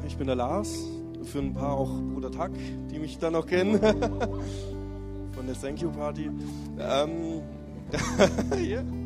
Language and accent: German; Lindau, Bavaria, Germany; moved away; ich komme aus Deutschland, Lindauer Raum